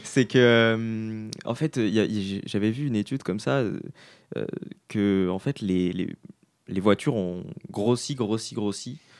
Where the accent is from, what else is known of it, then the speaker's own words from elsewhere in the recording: Grenoble, Auvergne-Rhône-Alpes, France; also born or lived in Quebec; now in Quebec City, Canada; c'est la ville d'où je viens, dans le sud-est de la France